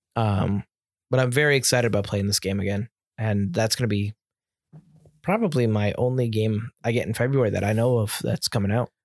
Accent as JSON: {"language": "English", "country": "United States", "said": "as an American buyer"}